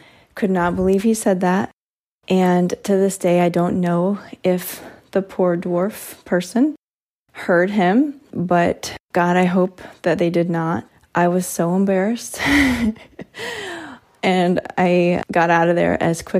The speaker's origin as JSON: {"language": "English", "region": "Florida", "country": "United States", "tie": "born or raised there", "said": "I grew up in Florida"}